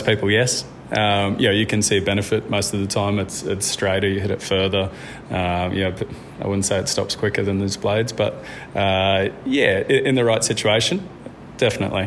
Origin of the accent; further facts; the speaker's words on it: Gold Coast, Queensland, Australia; moved away as an adult; now in Yamba, Australia; We grew up on the Gold Coast and we had an incredible upbringing on the beach